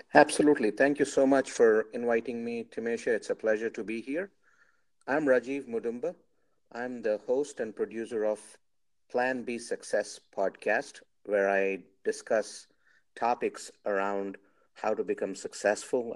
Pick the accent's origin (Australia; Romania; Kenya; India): India; I'm from India